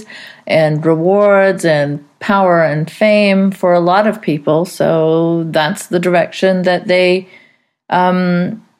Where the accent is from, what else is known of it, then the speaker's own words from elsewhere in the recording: Saudi Arabia; I grew up in Saudi Arabia